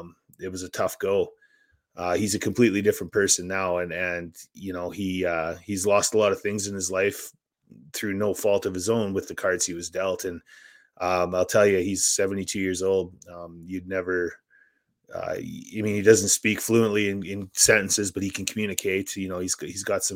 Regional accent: Saskatchewan, Canada; I grew up in Saskatchewan

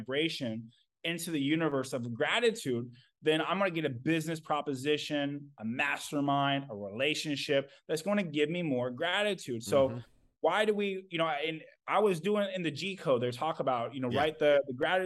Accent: Kansas, United States; moved away; also born or lived in Indiana; my mom moved me away from my family that I was raised in Kansas, moved me to Indiana

